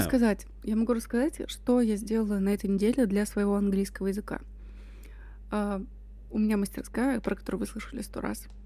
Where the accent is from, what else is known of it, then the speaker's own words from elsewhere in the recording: Russia; Я из России